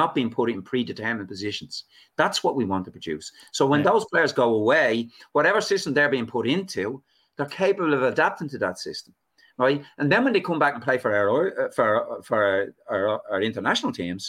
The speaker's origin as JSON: {"language": "English", "town": "Dublin", "region": "Leinster", "country": "Ireland", "moved": "yes", "lives_now": "Arklow, Ireland", "said": "I live in Arklow now. I'm a refugee from Dublin down in Arklow."}